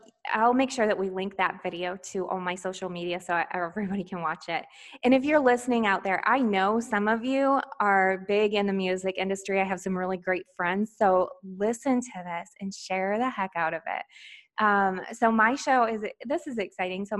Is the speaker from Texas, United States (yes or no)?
no; Michigan, United States; I grew up in Michigan, so we were neighbors to Canada